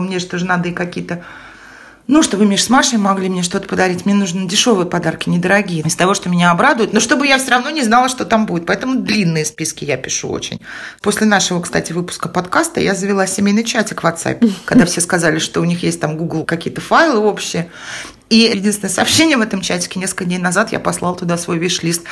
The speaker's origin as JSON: {"language": "Russian", "country": "Estonia", "tie": "born or raised there", "also_born_or_lived": "Moscow", "moved": "yes", "said": "я в детстве жила в Эстонии"}